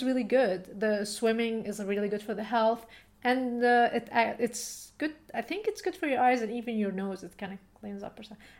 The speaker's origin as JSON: {"language": "English", "country": "Tunisia", "moved": "yes", "said": "I come from Tunisia."}